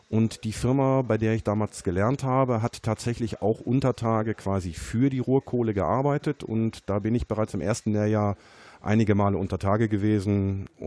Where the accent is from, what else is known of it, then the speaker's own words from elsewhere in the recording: North Rhine-Westphalia, Germany; Ähm, ich bin im Ruhrgebiet verwurzelt. Ich bin auf Kohle geboren, bin im Grunde genommen nie wirklich weg gewesen.